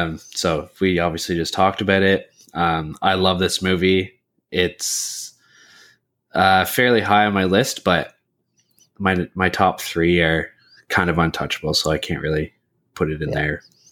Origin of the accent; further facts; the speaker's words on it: Canada; As a Canadian